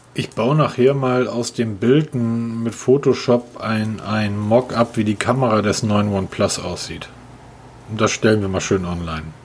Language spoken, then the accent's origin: German; Hamburg, Germany; Als Hamburger